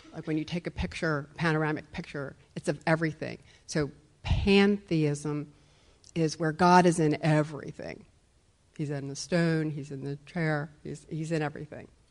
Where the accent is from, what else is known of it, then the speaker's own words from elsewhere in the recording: Wilmington, Delaware, United States; I grew up in Wilmington, Delaware